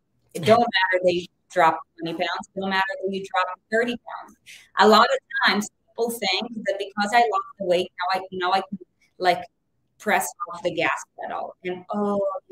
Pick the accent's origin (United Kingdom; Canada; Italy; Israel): Israel; now in United States; I was born in Israel. I'm an immigrant. It took me 14 years to become an American citizen